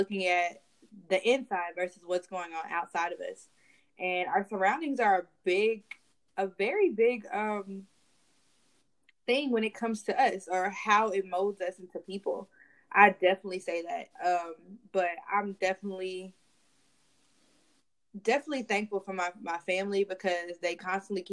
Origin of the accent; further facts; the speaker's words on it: Dallas, Texas, United States; I am from Dallas, Texas, born and raised